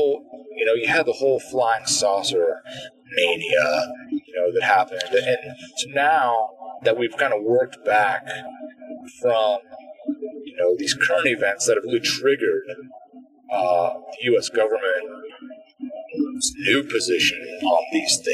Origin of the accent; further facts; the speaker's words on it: Midwest, United States; growing up in the Midwest areas